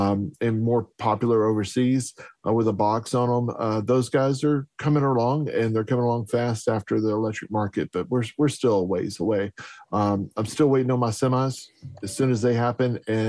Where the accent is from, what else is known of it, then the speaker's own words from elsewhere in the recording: Texas, United States; Being a Texan and in Southeast Texas, where oil is king